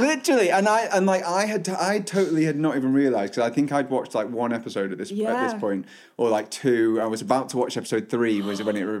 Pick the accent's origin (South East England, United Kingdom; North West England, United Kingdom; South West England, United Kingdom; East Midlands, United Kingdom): North West England, United Kingdom; Lytham St Annes; I'm from Lytham, little town Lytham St. Anne's on the sea.